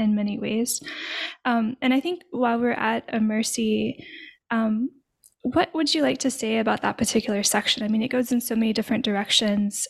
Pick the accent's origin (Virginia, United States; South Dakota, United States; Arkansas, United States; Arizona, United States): Arkansas, United States; now in Louisiana, United States; I'm from Arkansas originally, I now live in Louisiana